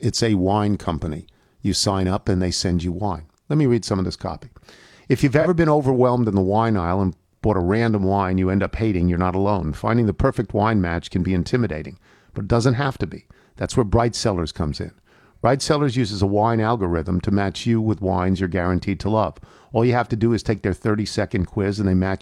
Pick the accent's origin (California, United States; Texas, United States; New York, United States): New York, United States; now in Washington, D.C., United States; I grew up in New York, but I've been here for 40 years